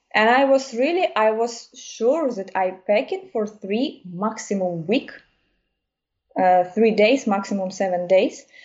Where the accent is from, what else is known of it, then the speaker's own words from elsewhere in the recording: Kyiv, Ukraine; English is a second language; moved away as an adult; now in Germany; I'm from Kiev